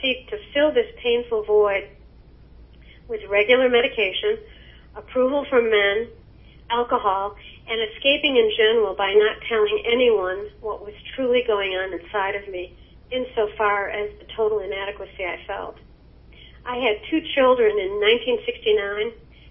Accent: Chicago, Illinois, United States; I was born in Chicago, Illinois, into an Irish Catholic home in 1945

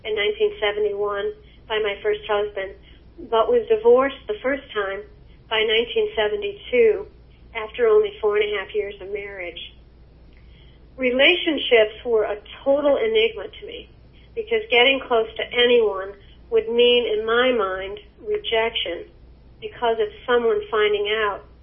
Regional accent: Chicago, Illinois, United States; I was born in Chicago, Illinois, into an Irish Catholic home in 1945

